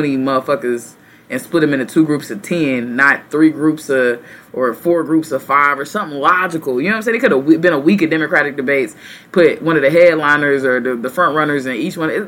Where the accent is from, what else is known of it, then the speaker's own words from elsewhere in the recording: Texas, United States; the capital of Texas, the great state, my home state.